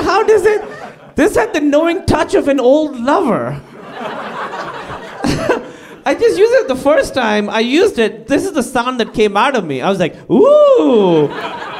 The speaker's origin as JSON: {"language": "English", "town": "Karachi", "region": "Sindh", "country": "Pakistan", "tie": "born or raised there", "moved": "yes", "said": "I grew up in Karachi, Pakistan"}